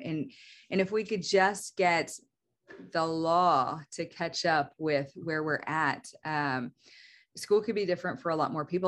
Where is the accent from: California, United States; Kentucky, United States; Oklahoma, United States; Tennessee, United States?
Oklahoma, United States; also born or lived in Missouri; I'm mostly from Oklahoma. We moved here whenever I was in the fourth grade and, uh, have stayed. So, I mean, I would say I'm definitely an Oklahoma kid